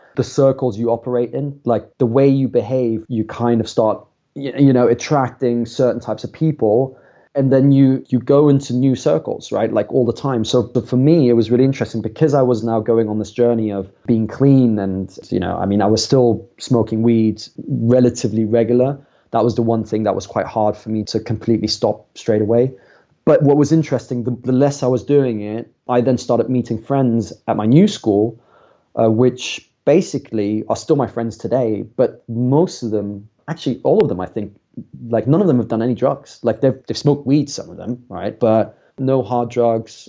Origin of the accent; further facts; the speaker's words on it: a small town just outside of Frankfurt, Hesse, Germany; moved away as an adult; also born or lived in London, United Kingdom; now in United Kingdom; So I grew up in Germany and I grew up in a small town just outside of Frankfurt.